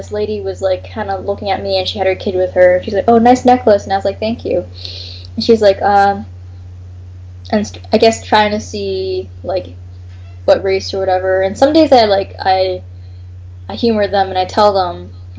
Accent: Canada; first language English; also born or lived in United States; I come from Canada

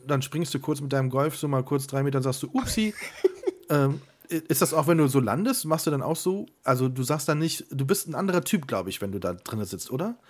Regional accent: Siegburg, North Rhine-Westphalia, Germany; moved away; Ich komme ja aus Siegburg und war viel zu selten da. Und immer wenn ich zu Hause bin, fahre ich tatsächlich immer noch mal die alten Straßen lang, wo ich früher gewohnt habe

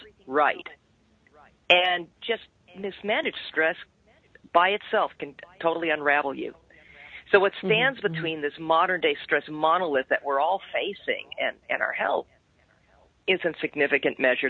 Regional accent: Canada; I'm a Canadian too, by birth

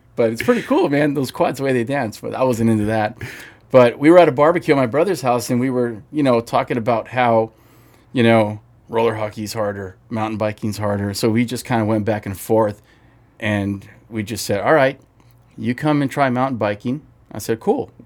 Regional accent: Maywood, California, United States; also born or lived in Bellflower, California; now in Whittier, United States; I was born in Kaiser Bellflower, where my kids were born, but I was raised in Maywood.

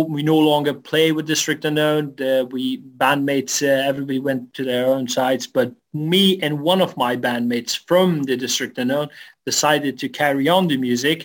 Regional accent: Afghanistan; I was born and raised in Afghanistan

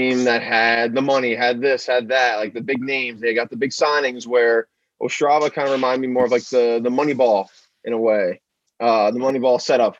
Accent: New York, United States; I'm from New York.

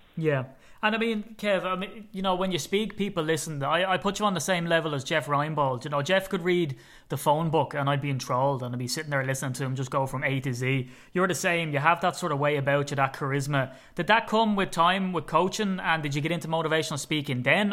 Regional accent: Ireland; as an Irishman, sometimes I get asked by Americans, "Can you slow down, please? I can't understand what you're saying."

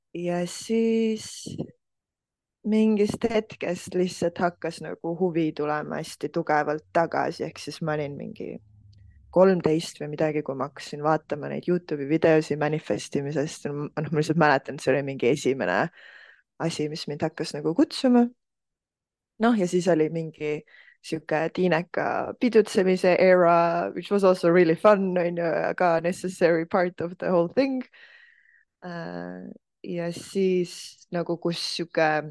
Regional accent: Estonia; ma kasvasin üles Eestis

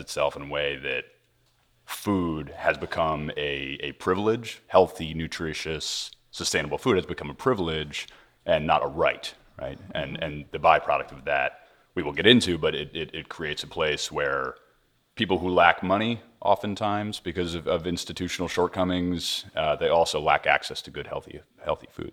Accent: Hudson Valley, New York, United States; I grew up in the Hudson Valley, New York, close to food and farming

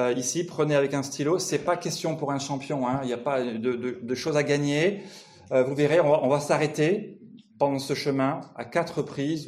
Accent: France; je viens de France

